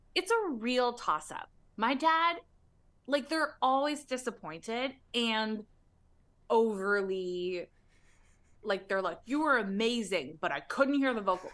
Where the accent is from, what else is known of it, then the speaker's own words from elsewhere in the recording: Toronto, Ontario, Canada; now in Los Angeles, United States; I was born in Toronto